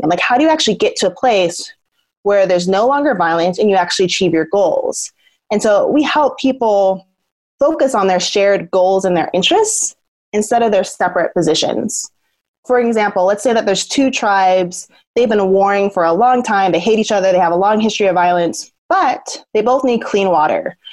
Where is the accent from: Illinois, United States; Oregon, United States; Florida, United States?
Oregon, United States; Southern; I was born in Southern Oregon, in a more kind of white, affluent area, and I'm biracial.